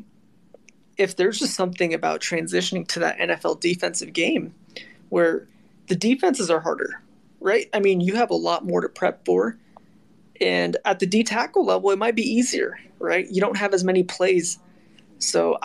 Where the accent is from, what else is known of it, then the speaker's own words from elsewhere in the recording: Seattle, Washington, United States; We're from Seattle.